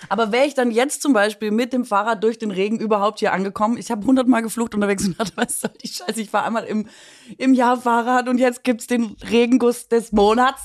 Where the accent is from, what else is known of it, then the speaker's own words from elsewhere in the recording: Swabia, Baden-Württemberg, Germany; mich als Schwäbin